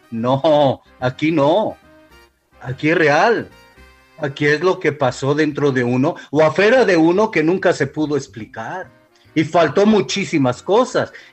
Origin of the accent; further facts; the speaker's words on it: Mexico; soy mexicano.